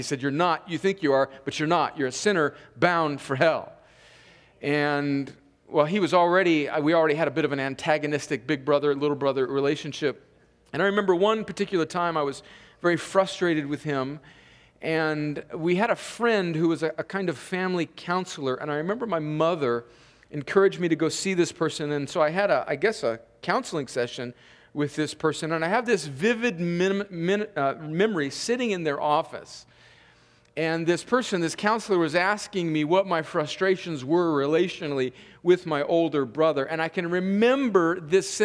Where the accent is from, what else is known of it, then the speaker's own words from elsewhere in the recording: California, United States; moved away; I grew up in Southern California on the Mexican border